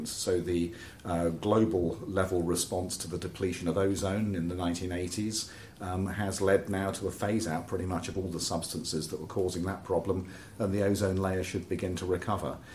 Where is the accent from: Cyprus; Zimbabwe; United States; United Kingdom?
United Kingdom; Oxford, South East England; I grew up in Oxford